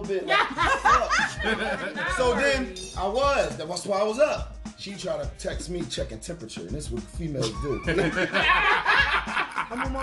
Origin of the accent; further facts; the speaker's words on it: Philadelphia, Pennsylvania, United States; we're from West Philly